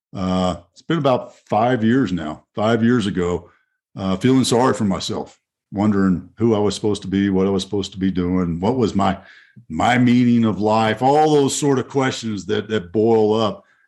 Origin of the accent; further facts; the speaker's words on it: Fort Worth, Texas, United States; my hometown of Fort Worth, Texas